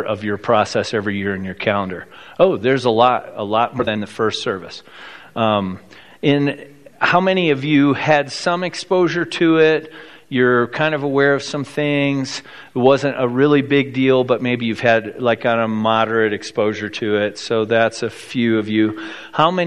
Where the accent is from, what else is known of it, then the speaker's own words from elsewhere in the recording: South Bend, Indiana, United States; now in Colorado, United States; I grew up in South Bend, Indiana